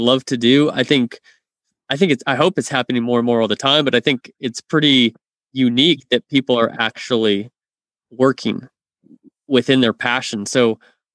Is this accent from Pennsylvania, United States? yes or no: no; California, United States; I'm a Californian. I'm a Californian who used to work at Starbucks for 4 years.